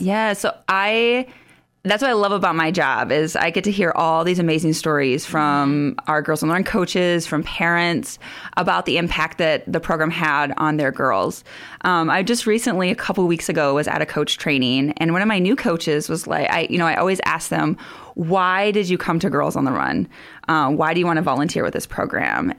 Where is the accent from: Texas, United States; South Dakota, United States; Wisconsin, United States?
South Dakota, United States; Sioux Falls; moved away as an adult; also born or lived in West Africa; I grew up around the Sioux Falls area